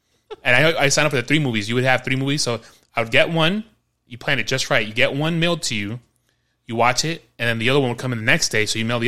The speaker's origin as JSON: {"language": "English", "region": "New York", "country": "United States", "tie": "born or raised there", "said": "growing up in New York"}